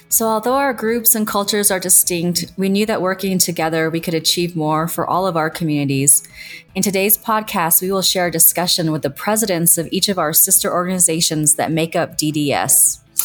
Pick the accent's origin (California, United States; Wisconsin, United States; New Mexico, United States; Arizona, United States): New Mexico, United States; Mescalero; I am from Mescalero, New Mexico, and I am the first Mescalero Apache dentist